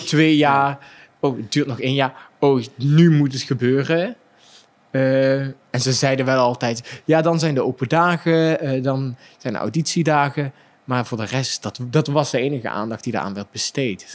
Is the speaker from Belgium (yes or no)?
no; Limburg, Netherlands; accent: singing Limburg accent; ik als Limburger met mijn zingende accent